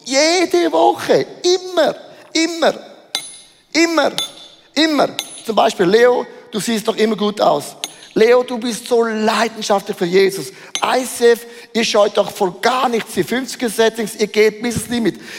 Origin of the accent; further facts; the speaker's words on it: Switzerland; Also das habe ich noch nie gemacht, das ist unverschämt als Schweizer.